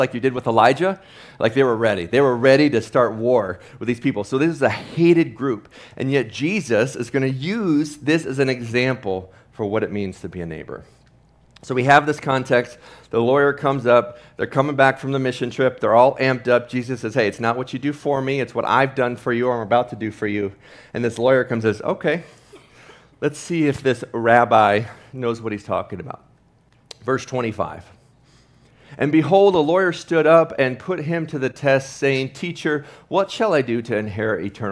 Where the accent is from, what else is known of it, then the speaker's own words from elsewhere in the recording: Ohio, United States; growing up in Ohio, big Ohio State fan